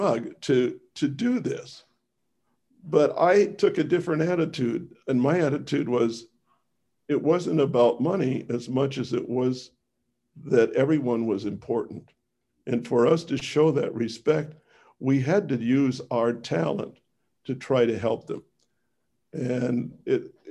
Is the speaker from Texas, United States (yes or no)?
no; Missouri, United States; I was born in Missouri